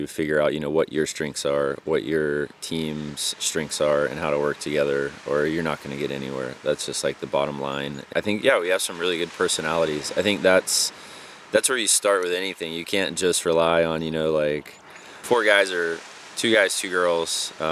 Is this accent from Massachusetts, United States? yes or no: no; Charleston, South Carolina, United States; I was born in Charleston, South Carolina, so all the way on the East Coast